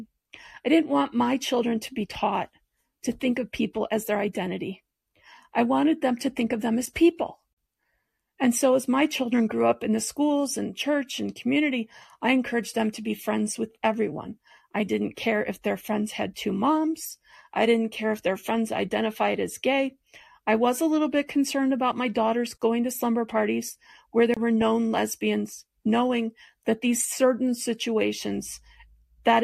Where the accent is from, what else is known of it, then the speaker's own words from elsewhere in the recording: Detroit, Michigan, United States; now in Longmont, United States; I grew up in Detroit in the 60s, 70s, and 80s